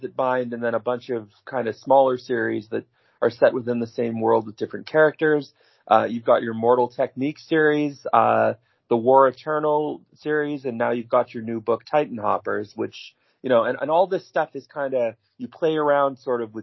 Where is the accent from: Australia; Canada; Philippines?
Canada; I come from Canada